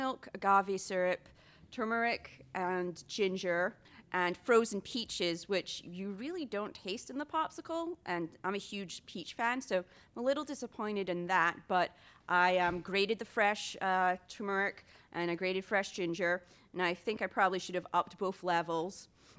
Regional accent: Scotland, United Kingdom; I'm not used to fresh fruits and vegetables. I'm from Scotland.

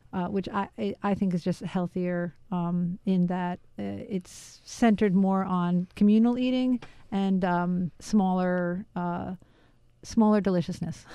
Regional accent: New York City, New York, United States; I grew up in Queens, New York

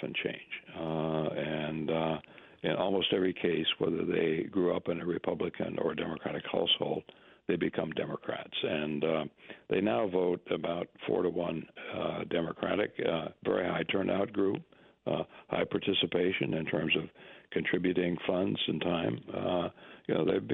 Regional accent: Minnesota, United States; moved away; my home country, Minnesota, borders on the Dakotas

